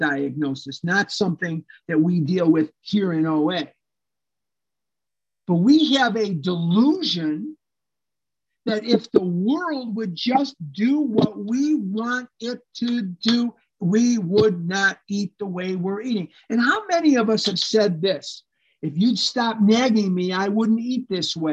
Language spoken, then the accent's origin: English; Chicago, Illinois, United States; I was born and raised here in Chicago.